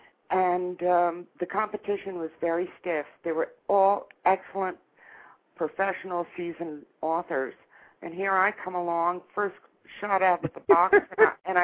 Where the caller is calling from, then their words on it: St. Petersburg, Florida, United States; I'm calling from St. Petersburg, Florida